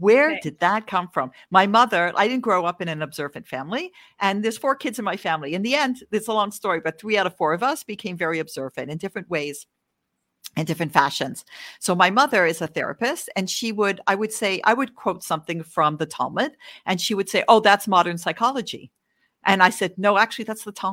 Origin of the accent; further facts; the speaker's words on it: Canada; also born or lived in Washington, D.C. area, United States; now in Israel; I'm Canadian. I'm originally Canadian